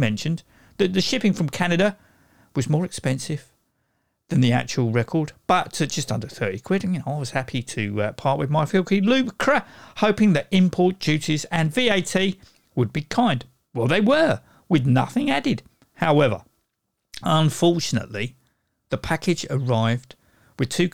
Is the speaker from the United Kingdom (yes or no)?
yes; United Kingdom; I'm British